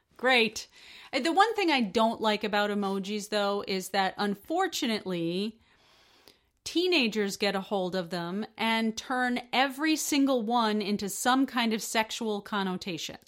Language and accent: English; United States; I'm an American.